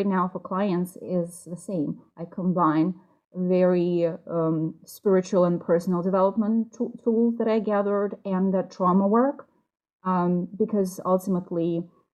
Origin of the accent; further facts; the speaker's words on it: Russia; moved away as an adult; also born or lived in New York; now in United States; I am from Russia